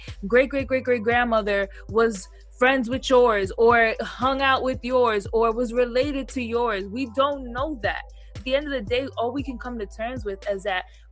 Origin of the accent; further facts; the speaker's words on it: United States; I'm Black and I'm born in America.